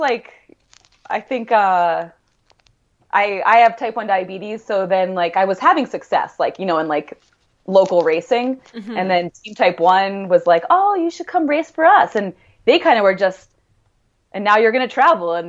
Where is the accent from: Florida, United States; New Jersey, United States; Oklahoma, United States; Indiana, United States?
New Jersey, United States; Princeton; moved away as an adult; also born or lived in New York / Wisconsin; now in Boulder, United States; I grew up in Princeton, New Jersey